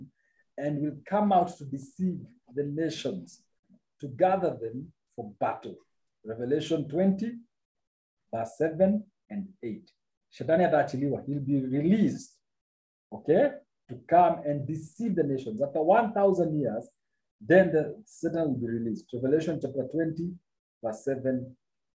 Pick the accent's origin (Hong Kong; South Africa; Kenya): Kenya; I'm a Kenyan